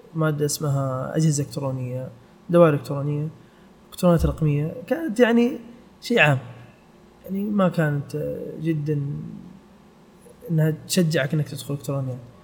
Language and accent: Arabic; Saudi Arabia; also born or lived in Canada / United Kingdom; احنا في السعوديه